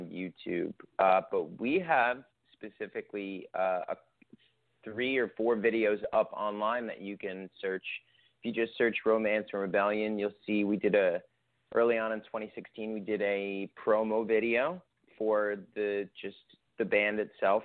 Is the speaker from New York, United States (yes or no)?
yes; New York, United States; now in Los Angeles, United States; I'm originally from New York